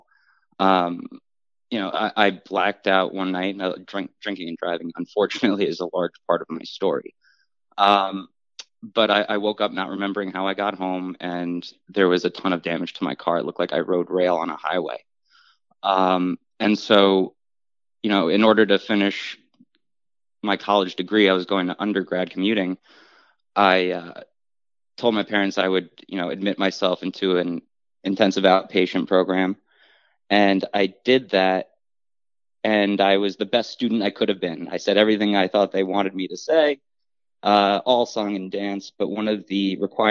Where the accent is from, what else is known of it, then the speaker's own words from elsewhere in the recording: Englewood, New Jersey, United States; I was born and raised in Englewood, New Jersey, in Bergen County